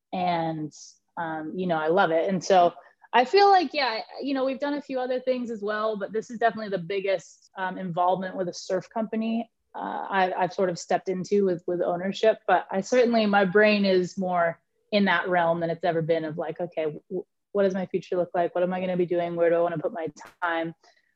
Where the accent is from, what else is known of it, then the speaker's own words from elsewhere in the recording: Santa Barbara, California, United States; I've been with Channel Islands my whole life, and you know, obviously growing up in Santa Barbara, it's really cool to be a part of the journey moving forward